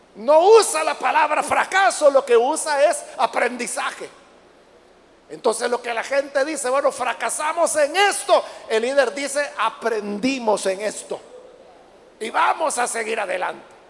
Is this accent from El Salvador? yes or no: yes; El Salvador; aquí mismo en nuestro Salvador